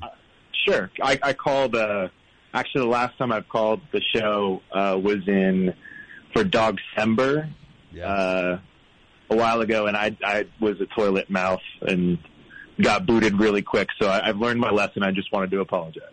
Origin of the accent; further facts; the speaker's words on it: St. Petersburg, Florida, United States; moved away as an adult; now in Toronto, Canada; I'm originally from Florida, um, from St. Petersburg, Florida